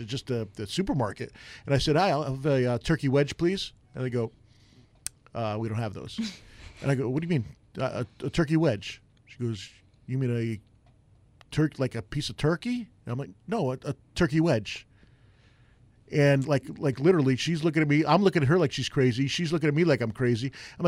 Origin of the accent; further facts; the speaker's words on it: New York, United States; accent: New York; now in Arizona, United States; There's a deli in New York, in my hometown in New York, called Buetti's Delicatessen.